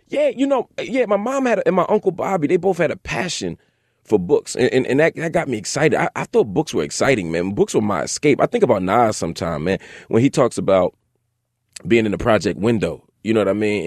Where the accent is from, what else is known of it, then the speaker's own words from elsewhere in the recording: Philadelphia, Pennsylvania, United States; I grew up in North Philly for most of my childhood